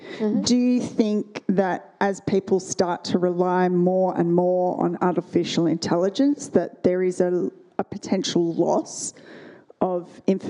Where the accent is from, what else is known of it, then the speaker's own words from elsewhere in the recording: Australia; I'm from Australia, where we have a lot of Indigenous communities in really remote locations.